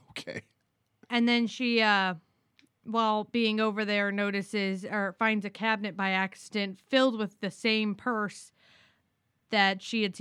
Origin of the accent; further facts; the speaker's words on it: Orlando, Florida, United States; We're from Orlando